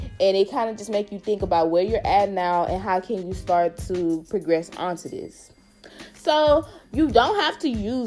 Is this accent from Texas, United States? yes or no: yes; Houston, Texas, United States; now in Austin, United States; I'm from Houston, y'all. I'm so Houston